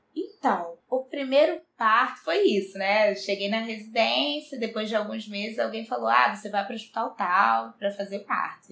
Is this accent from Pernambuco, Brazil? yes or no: no; São Gonçalo, Rio de Janeiro, Brazil; eu nasci em São Gonçalo, cresci como uma menina de bairro pobre mesmo